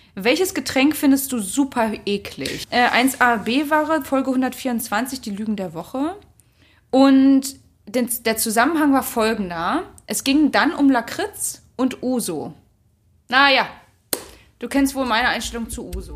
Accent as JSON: {"language": "German", "country": "Germany", "tie": "born or raised there", "moved": "as an adult", "said": "also aufgewachsen bin ich in der Nähe von Berlin. Das heißt, da bin, also da, das ist und bleibt für mich meine Heimat"}